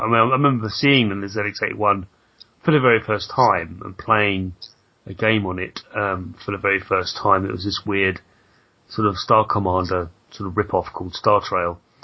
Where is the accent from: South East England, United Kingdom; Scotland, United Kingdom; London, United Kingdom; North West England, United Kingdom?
London, United Kingdom; I was brought up in in Southeast London